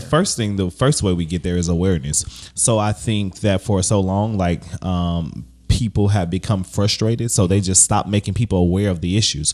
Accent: Baton Rouge, Louisiana, United States; what I've seen in Baton Rouge, growing up in Baton Rouge

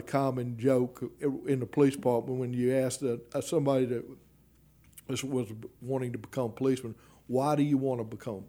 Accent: Baton Rouge, Louisiana, United States; And I spent a tremendous amount of time in North Baton Rouge during my – I grew up in North

